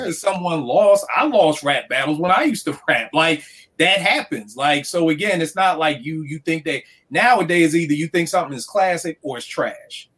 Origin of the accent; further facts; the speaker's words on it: Philadelphia, Pennsylvania, United States; I grew up in Philly.